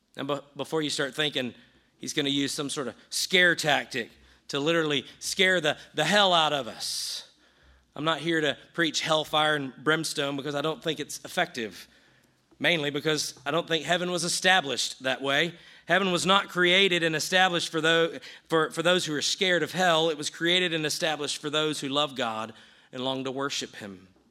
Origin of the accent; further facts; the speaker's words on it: the South, United States; I grew up in the South